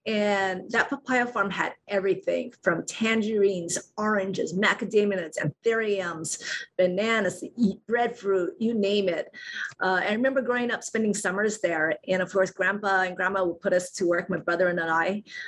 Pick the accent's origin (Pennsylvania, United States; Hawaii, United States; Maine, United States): Hawaii, United States; Hilo; also born or lived in Tokyo, Japan / Los Angeles, United States / Japan; I was born in Tokyo, but pretty much raised in Hilo all my life until I turned 18 and went away for college. I went to public school, Hilo Union, Waikia Intermediate, Waikia High School.